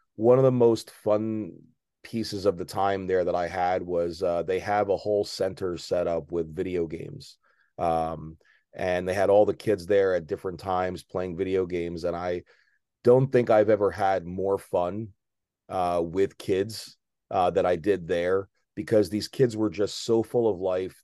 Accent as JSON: {"language": "English", "town": "Maplewood", "region": "New Jersey", "country": "United States", "tie": "born or raised there", "lives_now": "South Jersey, United States", "said": "I grew up in a uh, middle class town called Maplewood, New Jersey."}